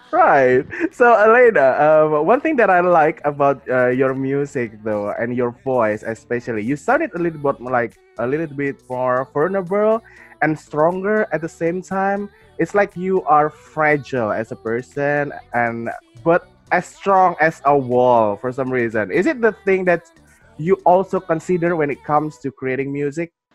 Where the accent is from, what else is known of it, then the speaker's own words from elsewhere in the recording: Jakarta, Indonesia; I'm from Indonesia. I'm from Jakarta, Indonesia.